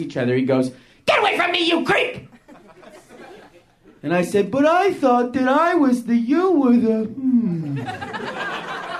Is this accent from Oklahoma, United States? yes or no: yes; Tulsa, Oklahoma, United States; I'm from Tulsa, Oklahoma